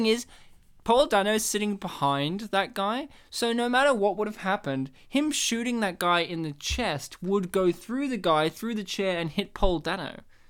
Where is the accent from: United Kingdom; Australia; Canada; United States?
Australia; we're Australian and we have this that natural inflection.